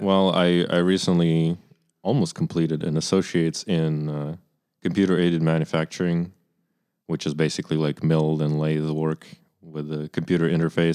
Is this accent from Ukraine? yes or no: yes; Kyiv, Ukraine; moved away; I'm from Kyiv, Ukraine, which is the capital city